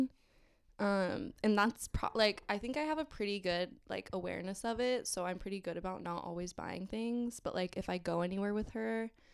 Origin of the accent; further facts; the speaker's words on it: Southern California, United States; I am from Southern California, sunny California